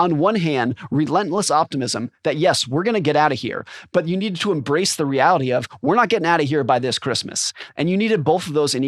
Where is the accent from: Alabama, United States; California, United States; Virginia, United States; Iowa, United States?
California, United States; now in Seattle, United States; My wife grew up here. That's what brought us here. I grew up in California.